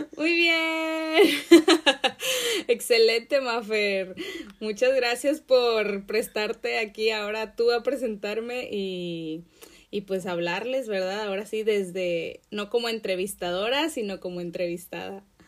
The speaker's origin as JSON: {"language": "Spanish", "town": "Acapulco", "region": "Guerrero", "country": "Mexico", "tie": "born or raised there", "said": "yo nací en Acapulco, Guerrero, en México"}